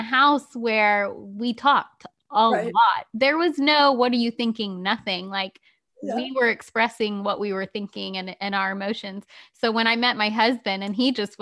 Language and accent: English; The Woodlands, Texas, United States; my hometown